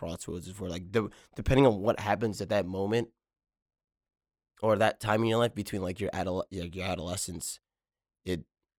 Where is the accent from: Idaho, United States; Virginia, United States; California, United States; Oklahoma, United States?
California, United States; Inglewood; But also growing up in Inglewood and living there